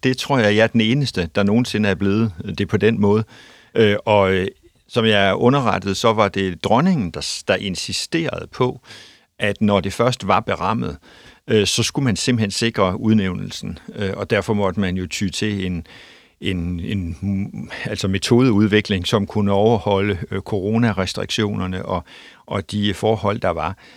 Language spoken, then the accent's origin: Danish; North Jutland, North Denmark Region, Denmark; jeg er nordjyde, bor i, i Aalborg